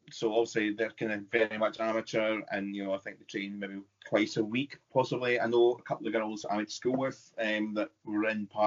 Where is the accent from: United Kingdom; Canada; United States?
United Kingdom; Kelso, Scotland; moved away; I'm coming from Kelso